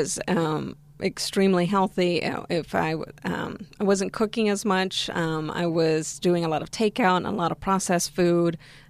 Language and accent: English; Argentina; now in United States; Well, so I'm originally from Argentina, and Argentina is known for meat-based diet.